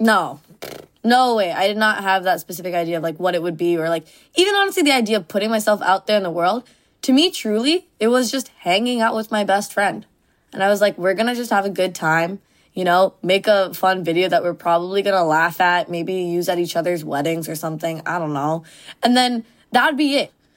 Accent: Mississauga, Ontario, Canada; moved away as an adult; first time ever leaving my suburb of Mississauga

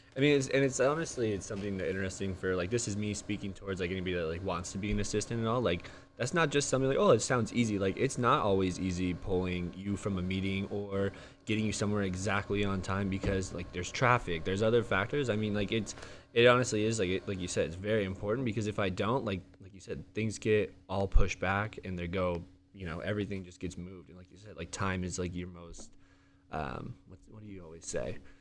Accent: Santee, California, United States; born and raised in San T

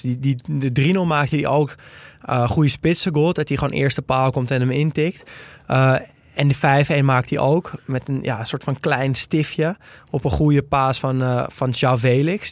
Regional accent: Netherlands; als Nederlander

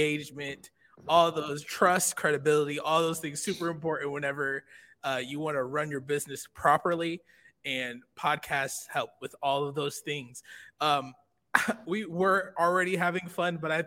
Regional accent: Georgia, United States; I am from Georgia, sir. My dad is from North Carolina

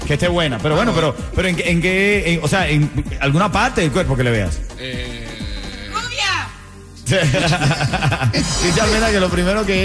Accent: Honduras; Catracha 100%.

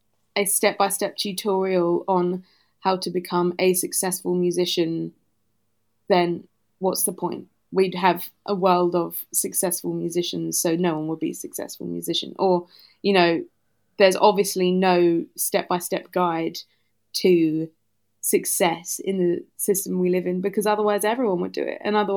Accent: Southend-on-Sea, East of England, United Kingdom; moved away as an adult; I grew up in Essex in Southend-on-Sea.

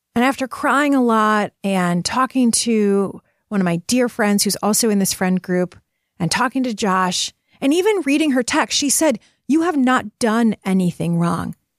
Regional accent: Detroit, Michigan, United States; I am from Detroit

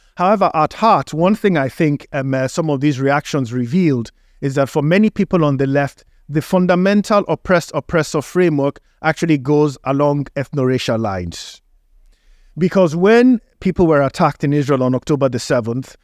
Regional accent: Nigeria; moved away; in Africa, where I grew up in Nigeria

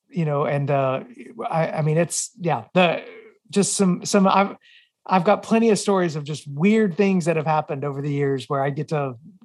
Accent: Murfreesboro, Tennessee, United States; I grew up in Middle Tennessee

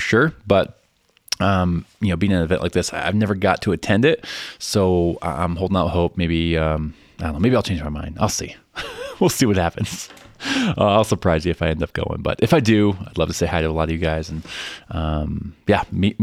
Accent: Chicago, Illinois, United States; now in Denver, United States; I grew up in Chicago.

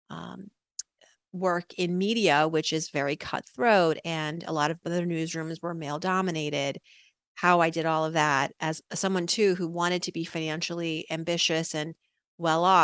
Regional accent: Worcester, Massachusetts, United States; born there; i am the daughter of immigrants from iran they moved here my parents in the late 70s and I was born in 1980 in Worcester, Massachusetts.

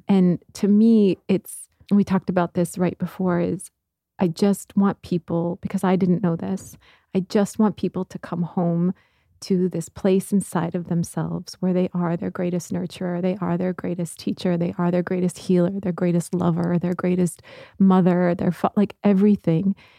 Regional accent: Midwest, United States; growing up in the Midwest

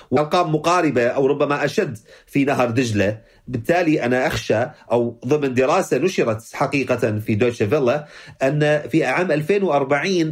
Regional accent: Mosul, Nineveh, Iraq; وأنا ابن الموصل لا أتخيل تبعات هذا الأمر على ابن بغداد أو ما يفعله ابن بغداد تبعاته على ابن البصرة في جنوب العراق

